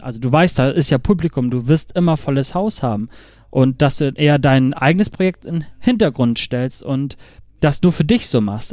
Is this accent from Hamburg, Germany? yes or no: yes; Hamburg, Germany; ich komme aus Hamburg